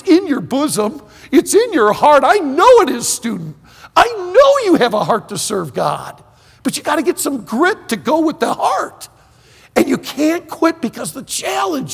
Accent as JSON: {"language": "English", "area": "Leelanau County", "region": "Northern Michigan", "country": "United States", "tie": "born or raised there", "also_born_or_lived": "Pensacola, Florida", "moved": "as an adult", "said": "I'm a freshman from Northern Michigan sitting in my dorm room in Pensacola, Florida"}